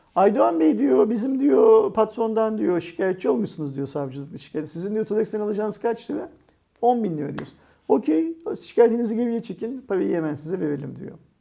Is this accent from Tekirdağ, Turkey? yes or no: no; Istanbul, Turkey; Sultanahmet, Sirkeci, Eminönü, Aksaray yerler. falan gibi benim doğup büyüdüğüm yerler olduğu için burası